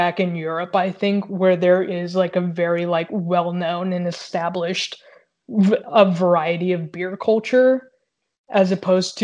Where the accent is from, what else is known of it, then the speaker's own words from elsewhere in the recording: Texas, United States; when I grew up in Texas